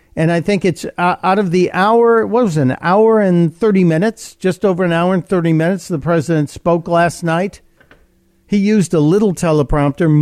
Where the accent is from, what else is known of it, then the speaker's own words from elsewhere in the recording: Chicago, Illinois, United States; now in Delaware, United States; I am Chicago born. Chicago is my hometown